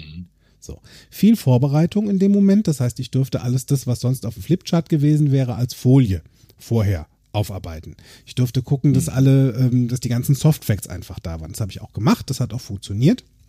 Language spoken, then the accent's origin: German; Limburg an der Lahn, Hesse, Germany; also born or lived in Bensberg; now in Bergisch Gladbach, Germany; in meiner alten Heimat in Limburg